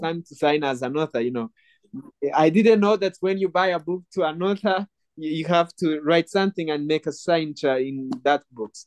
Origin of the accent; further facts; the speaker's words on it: Rwanda; born and raised in Rwanda, still live in Rwanda